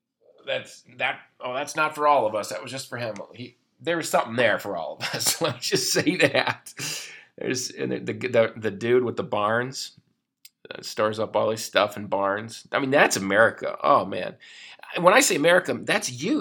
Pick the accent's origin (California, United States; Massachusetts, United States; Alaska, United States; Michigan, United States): Michigan, United States; moved away; I was from Michigan